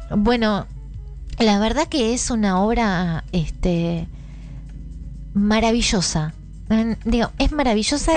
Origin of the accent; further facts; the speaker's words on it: Argentina; el pueblo donde yo soy nacida y criada en Marcos, Marcos Exacto